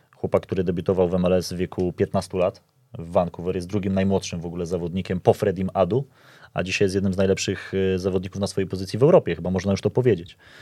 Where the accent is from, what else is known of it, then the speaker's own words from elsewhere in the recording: Poland; jestem z Polski